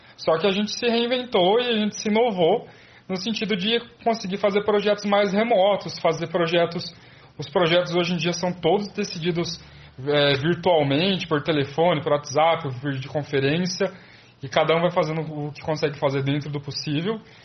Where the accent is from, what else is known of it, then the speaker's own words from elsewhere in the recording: Presidente Prudente, São Paulo, Brazil; eu sou de Presidente Prudente